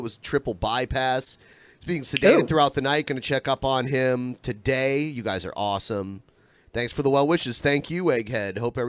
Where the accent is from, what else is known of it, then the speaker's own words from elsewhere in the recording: United States; now in Pacific Northwest, United States; I grew up on the border of Michigan and Ohio